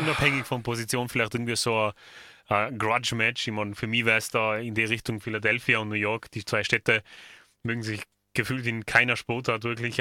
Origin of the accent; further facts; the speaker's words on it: Tyrol, Austria; bei uns in Tirol